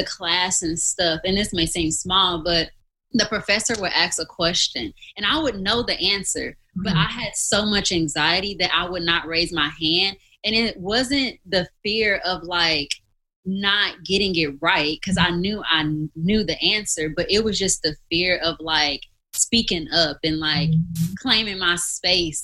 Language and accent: English; Mississippi, United States; moved away as an adult; also born or lived in Missouri; I'm from Mississippi, so that was a long ways from home.